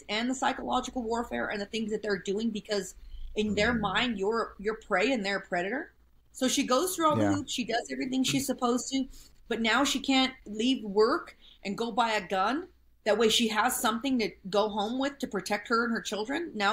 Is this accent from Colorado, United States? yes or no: yes; small town Southern Colorado, United States; I grew up in small town Southern Colorado, you know, with my grandparents and my aunts and my uncles and my cousins